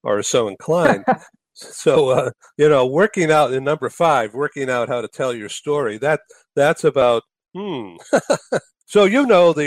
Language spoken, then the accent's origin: English; California, United States; I'm from California.